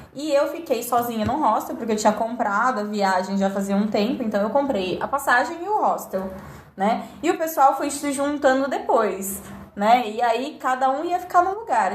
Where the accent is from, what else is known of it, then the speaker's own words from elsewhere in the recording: Brazil; Eu sou brasileira